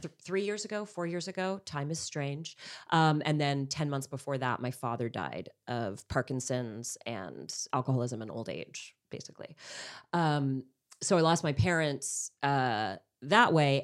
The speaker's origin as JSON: {"language": "English", "town": "Montreal", "region": "Quebec", "country": "Canada", "moved": "yes", "lives_now": "Los Angeles, United States", "said": "I'm from Montreal"}